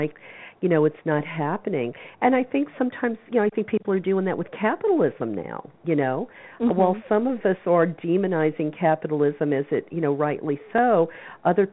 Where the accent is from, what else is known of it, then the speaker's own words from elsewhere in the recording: the South, United States; I grew up in the South